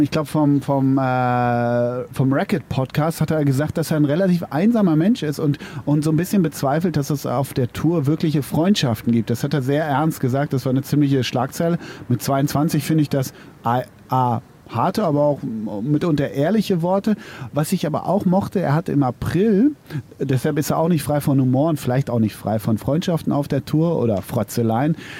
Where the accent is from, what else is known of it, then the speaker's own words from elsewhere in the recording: Münster, North Rhine-Westphalia, Germany; in Münster, in meiner Heimatstadt